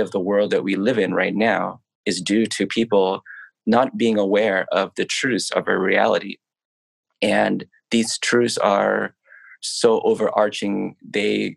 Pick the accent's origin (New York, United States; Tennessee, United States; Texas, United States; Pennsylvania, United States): New York, United States; New York City; also born or lived in Los Angeles, United States; now in Thailand; I am Thai by ethnicity, but I was born in New York City.